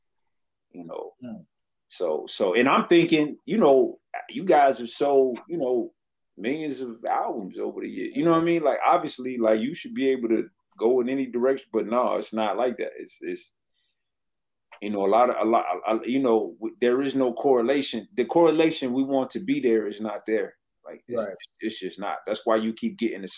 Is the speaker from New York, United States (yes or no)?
no; Detroit, Michigan, United States; I was from Detroit